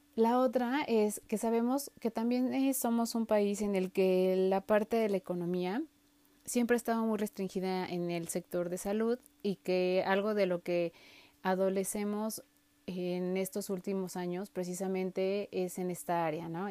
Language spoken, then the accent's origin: Spanish; Mexico; nosotros como mexicanos